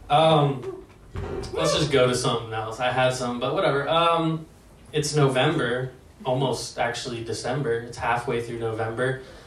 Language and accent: English; Lake Oswego, Oregon, United States; my parents actually raised me in one of the most diverse places in America, Lake Oswego